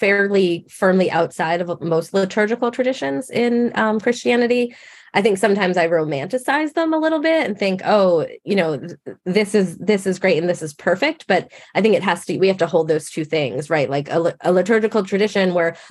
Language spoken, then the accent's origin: English; Massachusetts, United States; I grew up in Massachusetts, so most people around me were Catholic